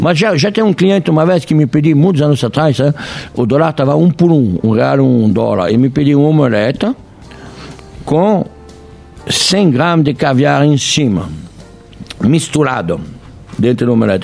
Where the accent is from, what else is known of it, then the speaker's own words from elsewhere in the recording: France; now in Brazil; eu sou francês, eu não sou brasileiro